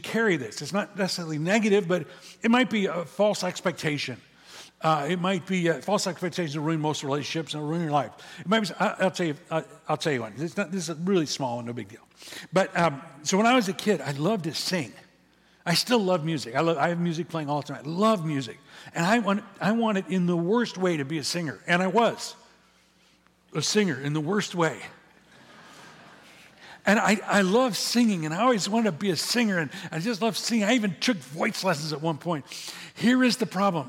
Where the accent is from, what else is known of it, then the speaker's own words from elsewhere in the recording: Midwest, United States; now in California, United States; when I grew up in the Midwest, when I was a kid